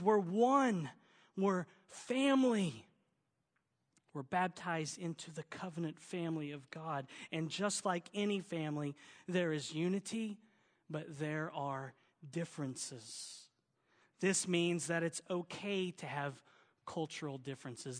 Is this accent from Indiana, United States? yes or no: no; Oklahoma, United States; accent: southern; now in California, United States; my southern accent, y'all. I'm an Okie